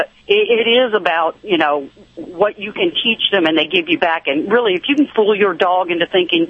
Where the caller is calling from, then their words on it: Florida, United States; I'm in Florida today.